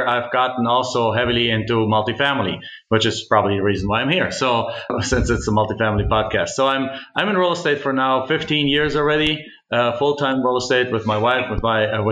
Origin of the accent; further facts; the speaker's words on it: Germany; moved away as an adult; now in United States; I'm actually originally from Germany